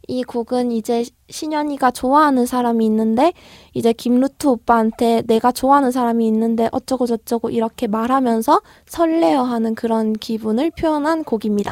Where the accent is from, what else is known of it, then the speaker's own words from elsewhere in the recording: Daegu, South Korea; moved away; 저 같은 경우엔 고향이 대구인데요.